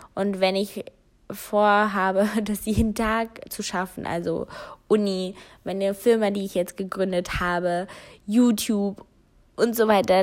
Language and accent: German; Germany; also born or lived in North Rhine-Westphalia; hier bei uns in Deutschland